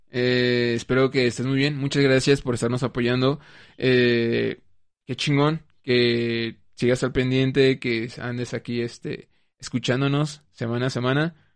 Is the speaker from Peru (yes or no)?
no; Mexico; pues soy mexicana.